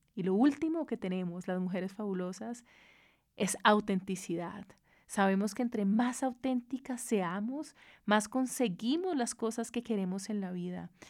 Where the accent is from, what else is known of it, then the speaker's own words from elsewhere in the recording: Cali, Valle del Cauca, Colombia; Yo soy caleña, soy bayuna, y soy orgullosa de ser caleña